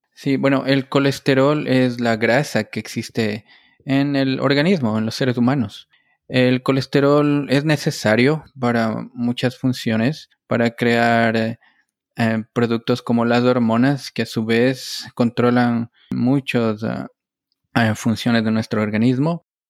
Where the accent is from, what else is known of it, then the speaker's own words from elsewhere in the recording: Ecuador; moved away as an adult; also born or lived in Connecticut, United States / New Jersey, United States; now in Stamford, United States; yo soy un médico ecuatoriano. Obtuve mi grado de médico en la Universidad Central del Ecuador